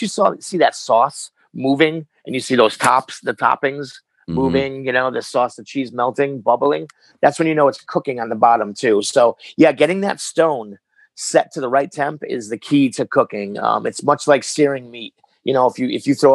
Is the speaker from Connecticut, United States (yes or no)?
yes; Hartford, Connecticut, United States; I was born in Connecticut. Hartford.